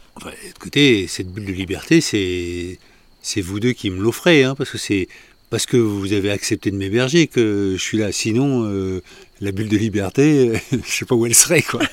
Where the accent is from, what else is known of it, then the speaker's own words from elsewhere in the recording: France; je suis français